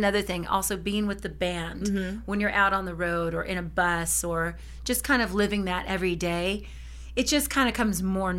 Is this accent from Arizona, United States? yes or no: no; Norwalk, California, United States; In Norwalk, California.